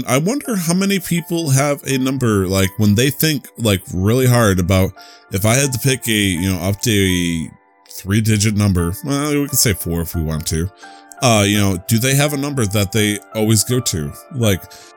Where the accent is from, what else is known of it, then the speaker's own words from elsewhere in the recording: United States; I'm still American